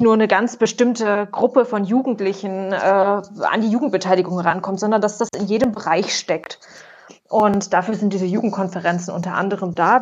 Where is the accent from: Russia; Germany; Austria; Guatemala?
Germany; Erfurt, Thuringia; ich komme ursprünglich auch aus Erfurt